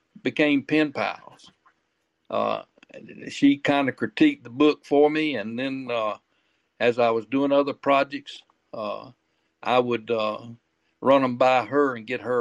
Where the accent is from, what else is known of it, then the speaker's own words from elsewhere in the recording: Quincy, Florida, United States; moved away as an adult; now in Georgia, United States; Quincy, Florida, up in the Panhandle. Actually, was raised only about 8 miles south of the Georgia line